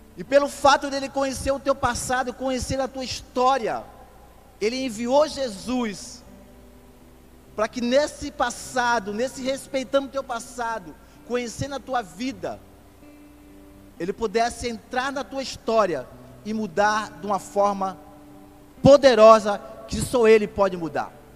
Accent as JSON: {"language": "Portuguese", "region": "Pernambuco", "country": "Brazil", "moved": "as an adult", "lives_now": "Rio de Janeiro, Brazil", "said": "não sou carioca, sou pernambucano"}